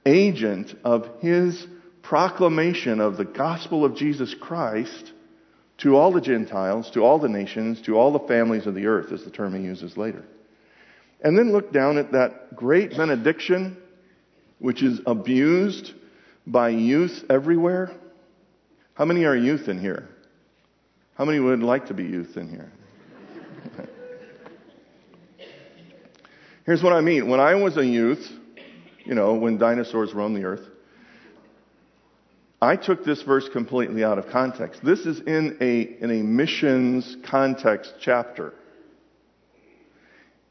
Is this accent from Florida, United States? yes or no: no; Atlanta, Georgia, United States; I'm from Atlanta